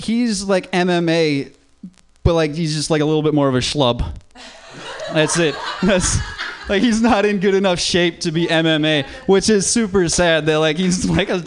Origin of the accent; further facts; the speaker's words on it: Minnesota, United States; moved away; I'm not from LA. I'm from Minnesota